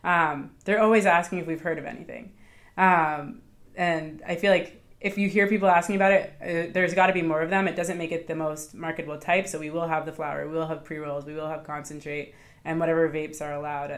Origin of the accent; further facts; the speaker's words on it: Boston, Massachusetts, United States; we're both from Boston